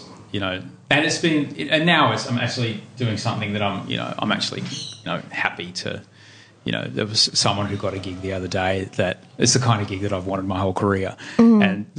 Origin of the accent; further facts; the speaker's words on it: London, United Kingdom; now in Australia; I was born in London, but I was born to two people that were refugees for a part of their lives.